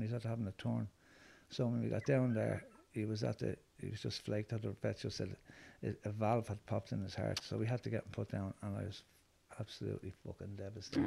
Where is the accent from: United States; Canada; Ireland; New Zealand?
Ireland; Dublin, Leinster; also born or lived in Cabra, Dublin; I was born in Finglas. Well, I was born in Cabra, and um, I moved to Finglas when I was six months old. So I was reared more or less in, in Finglas.